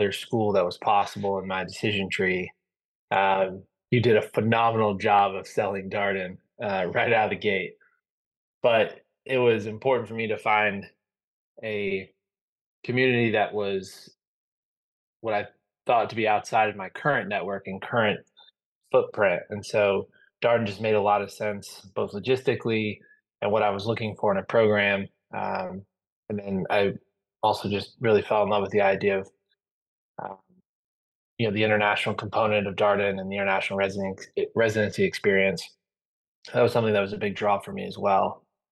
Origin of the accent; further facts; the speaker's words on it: Illinois, United States; moved away as an adult; also born or lived in St. Louis, Missouri / Louisiana / Stockholm, Sweden; now in Atlanta, United States; I'm originally from the St. Louis, Illinois area. Grew up in the cornfields of Illinois, but graduated high school in St. Louis